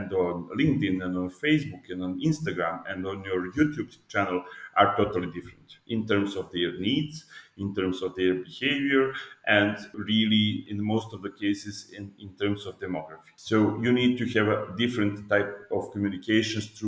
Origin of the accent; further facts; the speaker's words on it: Belgrade, Serbia; I'm from Belgrade, Serbia